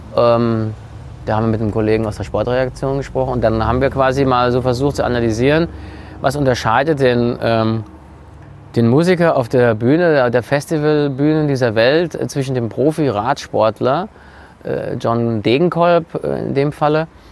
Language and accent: German; Frankfurt, Hesse, Germany; als Frankfurter